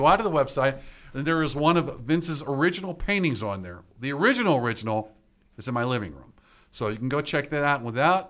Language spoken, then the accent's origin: English; Pittsburgh, Pennsylvania, United States; That's my hometown. That's where I grew up at.